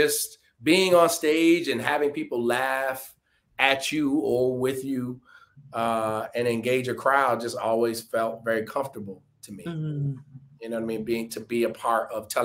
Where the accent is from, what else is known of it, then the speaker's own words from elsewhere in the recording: Detroit, Michigan, United States; my hometown, Detroit